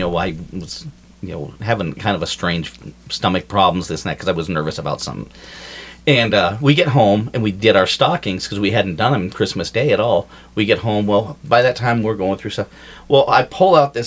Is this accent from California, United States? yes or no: no; Colorado, United States; we're from Colorado